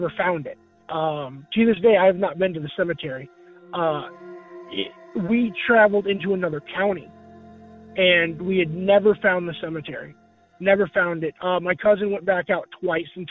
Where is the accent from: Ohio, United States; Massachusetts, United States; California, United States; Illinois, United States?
Illinois, United States; Rockford; I'm from Rockford, Illinois